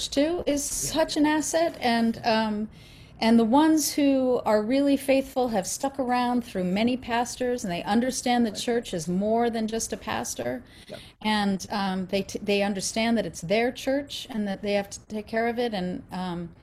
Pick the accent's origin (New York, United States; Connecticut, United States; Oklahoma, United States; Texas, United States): New York, United States; Long Island; I am an Italian from Long Island.